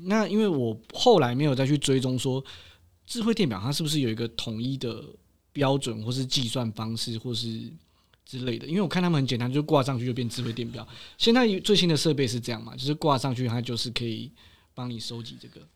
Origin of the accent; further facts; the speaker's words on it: Yilan County, Taiwan; moved away; 我们宜兰老家不能这样，三百六十五天，两百天的下雨